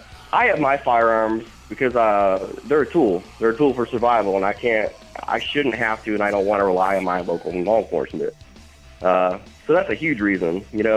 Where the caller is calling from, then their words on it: Akron, Ohio, United States; I'm actually calling from Akron, Ohio.